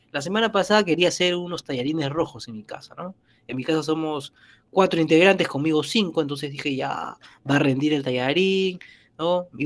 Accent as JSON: {"language": "Spanish", "country": "Peru", "said": "me lo tuve que ingeniar como muchos peruanos."}